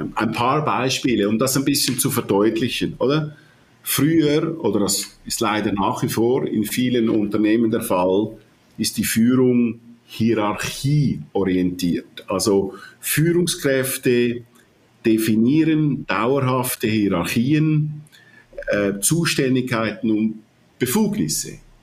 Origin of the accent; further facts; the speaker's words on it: Switzerland; accent: Swiss; ich höre mich an wie ein Schweizer, ich bin auch Schweizer, aber auch äh, halb Italiener.